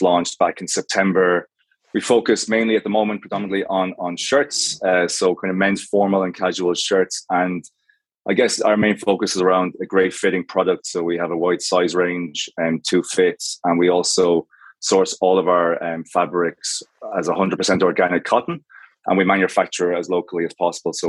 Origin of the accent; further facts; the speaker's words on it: Galway, Connacht, Ireland; I'm Irish. So I grew up in the West Coast in Galway